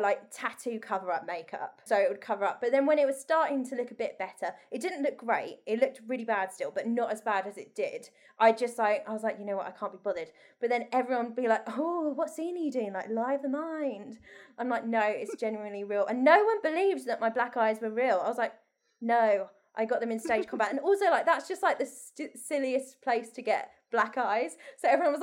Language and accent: English; Essex, East of England, United Kingdom; we're from Essex.